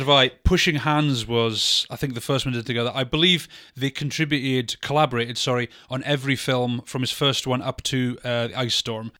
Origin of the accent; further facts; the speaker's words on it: United Kingdom; us being British